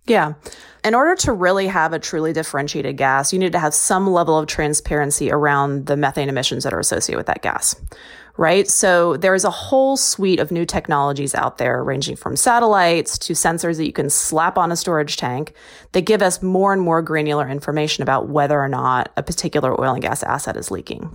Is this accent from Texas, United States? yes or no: yes; Texas, United States; moved away; I'm from Texas